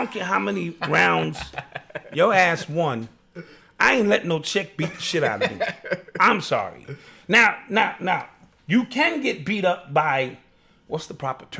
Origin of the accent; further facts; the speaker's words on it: Haiti; I'm from Haiti. You from Haiti.